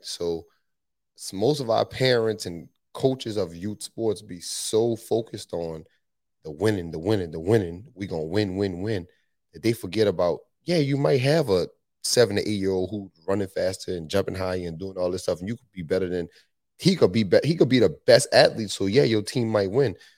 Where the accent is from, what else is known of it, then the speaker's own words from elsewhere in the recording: New Orleans, Louisiana, United States; moved away as an adult; also born or lived in Tulsa, Oklahoma; I'm from New Orleans, Louisiana, born and raised